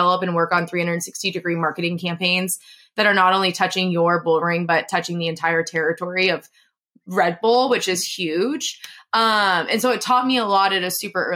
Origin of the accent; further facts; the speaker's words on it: San Diego, California, United States; I'm from San Diego